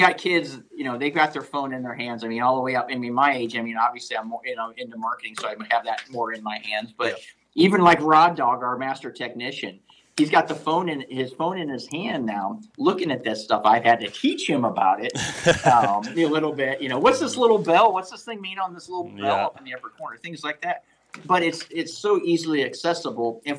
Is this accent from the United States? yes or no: yes; Ohio, United States; moved away; I'm from Ohio